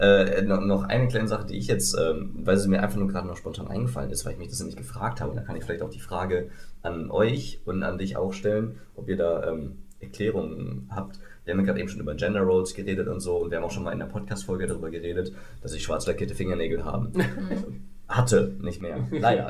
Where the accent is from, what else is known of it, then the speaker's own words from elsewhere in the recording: West Germany, Germany; ich bin ja hier der Westteil des Ost-West-Konflikts